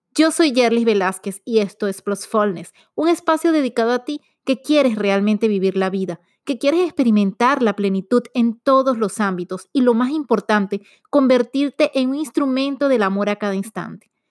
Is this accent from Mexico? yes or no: no; Venezuela; Como buena venezolana